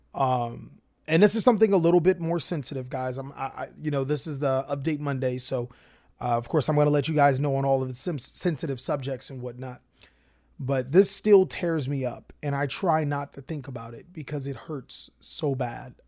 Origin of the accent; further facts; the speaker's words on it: Long Beach, California, United States; moved away; also born or lived in Watts, California; we arrive to Pleasant Long Beach, my hometown